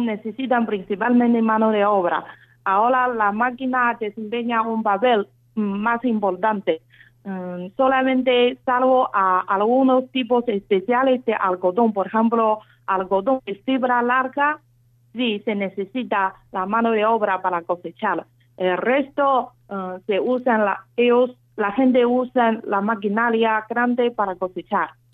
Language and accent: Spanish; Xinjiang, China; Spanish is a second language; moved away as an adult; also born or lived in Beijing, China; now in Argentina; Yo nací y crecí en Xinjiang